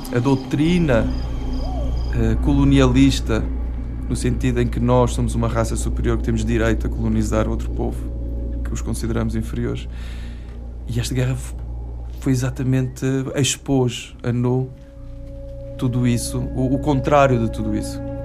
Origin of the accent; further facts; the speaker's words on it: Mozambique; o meu pai nasceu em Moçambique e que eu nasci em Moçambique